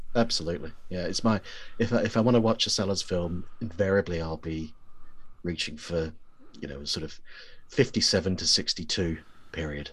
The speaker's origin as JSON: {"language": "English", "country": "New Zealand", "tie": "born or raised there", "said": "I grew up in New Zealand"}